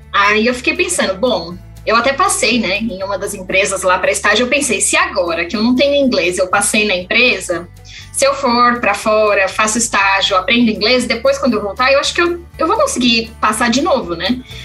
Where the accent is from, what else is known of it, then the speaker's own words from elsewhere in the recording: São Pedro, São Paulo, Brazil; moved away as an adult; also born or lived in Botucatu; now in Oklahoma, United States; eu sou de São Paulo, né? Eu nasci em São Paulo. Quando era criança, é, minha família mudou para o interior, então hoje em dia todo mundo vive numa cidade chamada São Pedro, interiorzinho ali de São Paulo